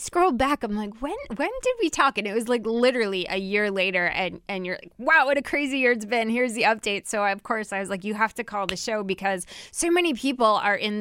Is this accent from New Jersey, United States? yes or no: yes; New Jersey, United States; my home state of New Jersey.